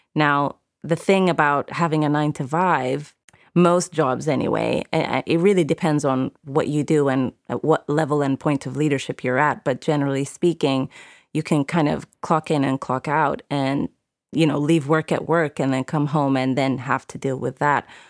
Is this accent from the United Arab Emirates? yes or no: yes; United Arab Emirates; moved away; I grew up in the Middle East, in the Emirates